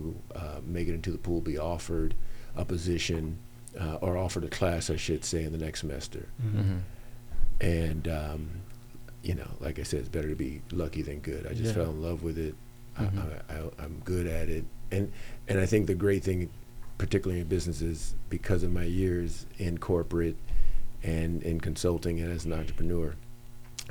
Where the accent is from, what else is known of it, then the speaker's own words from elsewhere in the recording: Los Angeles, California, United States; I grew up in San Fernando Valley in the northeast end, a city called Pacoima